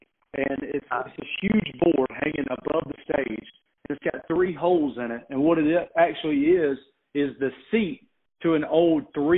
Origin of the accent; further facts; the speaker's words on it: Thomson, Georgia, United States; a small venue in my hometown in Thompson, Georgia, outside of Augusta.